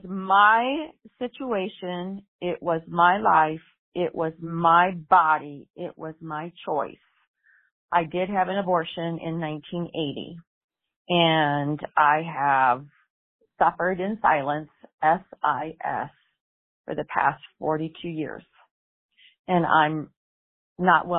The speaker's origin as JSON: {"language": "English", "region": "Iowa", "country": "United States", "tie": "born or raised there", "also_born_or_lived": "Thornton, Colorado", "moved": "as an adult", "said": "I moved back to my home state of Iowa in June of 2018"}